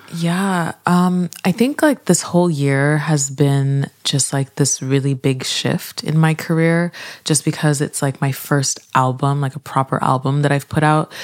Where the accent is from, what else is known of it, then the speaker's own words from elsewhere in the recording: Montreal, Quebec, Canada; moved away as an adult; also born or lived in Nigeria / Vancouver; now in Toronto, Canada; I am Canadian. I grew up in Montreal and I live in Toronto now